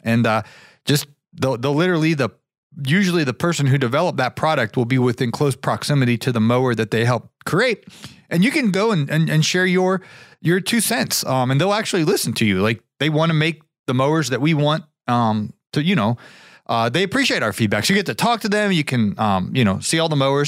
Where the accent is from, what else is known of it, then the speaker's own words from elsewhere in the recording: Canton, Ohio, United States; I grew up in Canton, Ohio